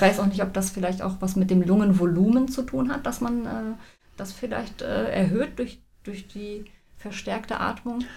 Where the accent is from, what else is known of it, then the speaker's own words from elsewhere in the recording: Sauerland, North Rhine-Westphalia, Germany; ich komme aus dem Sauerland